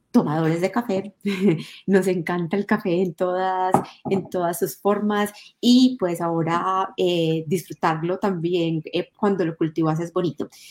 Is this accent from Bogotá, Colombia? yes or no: no; Medellín, Antioquia, Colombia; also born or lived in La Estrella; nací en Medellín, que es una ciudad más conocida eh, por todas las personas.